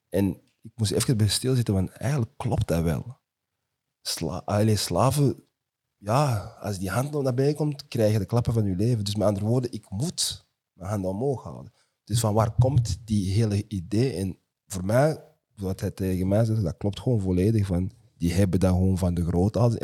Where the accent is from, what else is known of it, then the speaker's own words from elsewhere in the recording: New York, United States; now in Antwerp, Belgium; Ik ben in Brooklyn opgegroeid, Brownsville eerst